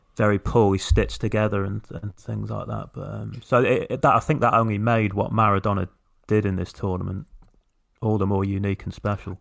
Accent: England, United Kingdom; as, as English people

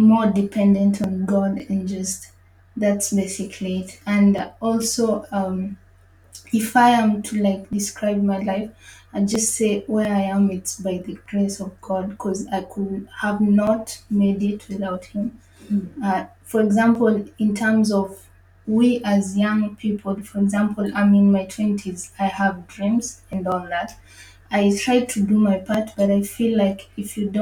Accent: Nairobi, Kenya; moved away as an adult; also born or lived in Paris, France; now in Lisbon, Portugal; I come from Nairobi, Kenya, born and raised in Kenya

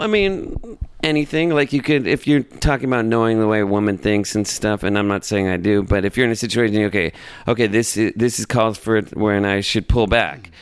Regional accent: Los Angeles, California, United States; I was born and raised in Los Angeles

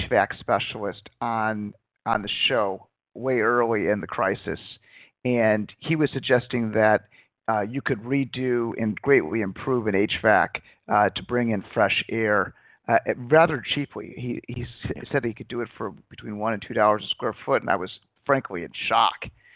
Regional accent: Glencoe, Illinois, United States; I grew up in Glencoe, Illinois, and Northbrook Court is right down the street.

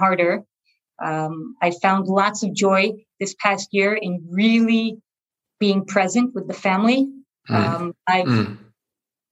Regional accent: New Jersey, United States; moved away as an adult; also born or lived in Boston / Los Angeles; now in Israel; I was born in Israel to Israeli parents who decided to move to a small town in New Jersey when I was only 2 years old. So I grew up in New Jersey from age 2 to age 18

